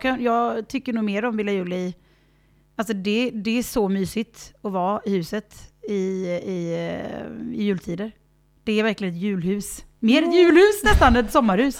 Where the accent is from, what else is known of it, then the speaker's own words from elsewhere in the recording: Varberg, Halland County, Sweden; moved away as an adult; när vi har firat hemma i Sverige, när jag var um, i, i tonåren så gick vi till kyrkan och lyssnade på Varbergs kammarkör